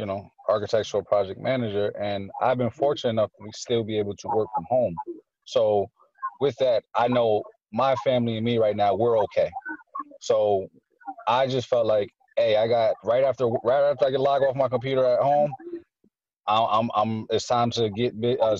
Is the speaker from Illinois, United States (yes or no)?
no; Poughkeepsie, New York, United States; I was born in Poughkeepsie. I was born in the parts that they say aren't as nice. So this is my community. This is where I'm from